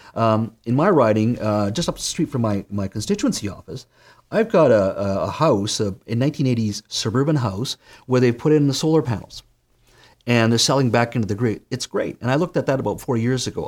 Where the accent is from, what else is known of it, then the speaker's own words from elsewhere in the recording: Williams Lake, British Columbia, Canada; I grew up in Williams Lake